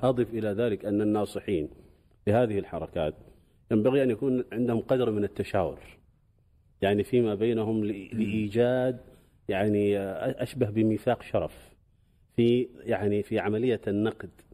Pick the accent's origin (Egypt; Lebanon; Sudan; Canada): Sudan; قبل عشرين سنة تقريبا عندنا في السودان